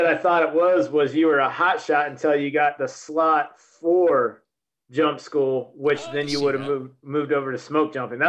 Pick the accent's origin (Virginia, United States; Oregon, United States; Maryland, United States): Oregon, United States; Lowell; also born or lived in Fall River Mills, California / Redding, California; where I grew up in Oregon though, it's, cause I was born in Redding. Yep. Well, actually a little town called Fall River Mills. Okay. We lived in Redding for a couple of years, but I claim, a little logging town in Oregon. It's called Lowell, Oregon.